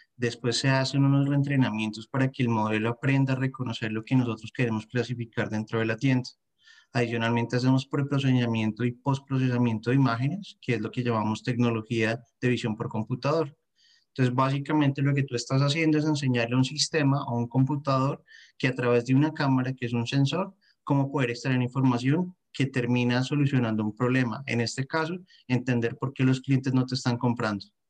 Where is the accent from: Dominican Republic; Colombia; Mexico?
Colombia; Bogotá; moved away as an adult; now in France; soy de Bogotá, Colombia